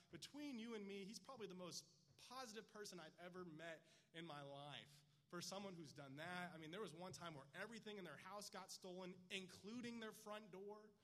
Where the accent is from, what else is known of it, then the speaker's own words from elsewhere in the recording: California, United States; moved away as an adult; now in Texas, United States; I grew up in California. I lived like seven minutes from the beach